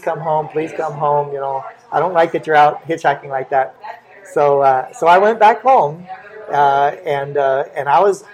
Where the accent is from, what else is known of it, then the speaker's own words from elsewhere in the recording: Florida, United States; now in Texas, United States; I was born and raised in Florida